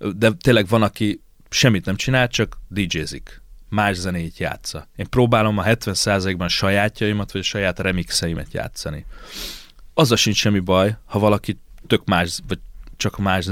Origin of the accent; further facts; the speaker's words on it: Székesfehérvár, Fejér, Hungary; Itt is születtem, itt is lakom, itt is halok meg majd.